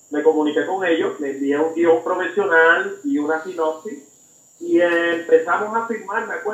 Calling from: Texas, United States; Ahora mismo estoy en Texas, eh, pues estuve en Puerto Rico de vacaciones

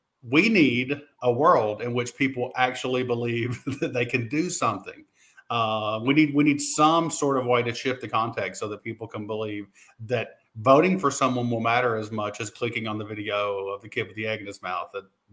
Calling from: Mount Sterling, Kentucky, United States; Hey, I am coming from Mount Sterling, Kentucky, in beautiful Montgomery County, which makes the official chocolate for the Kentucky Derby.

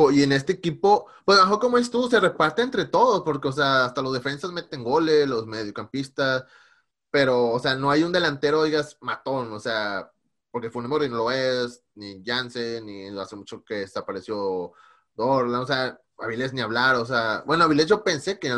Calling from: Seattle, Washington, United States; de Seattle.

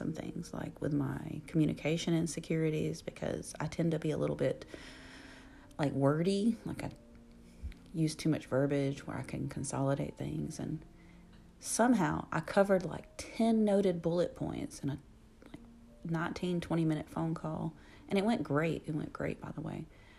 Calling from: Alabama, United States; your host, and I am podcasting from Alabama. Alabama, USA.

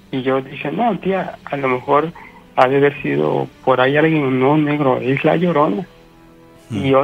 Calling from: Córdoba, Veracruz, Mexico; De aquí de San Nicolás, de la ciudad de, de Córdoba.

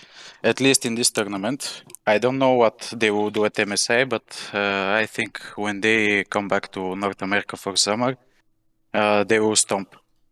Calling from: Bulgaria; Bulgaria, Europe.

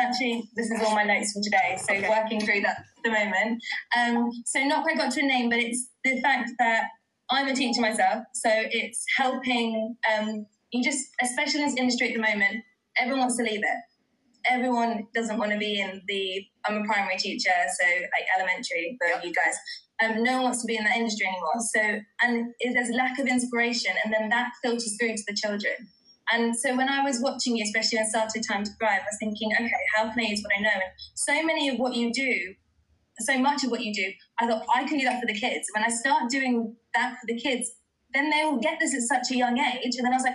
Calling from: United Kingdom; I'm from the UK.

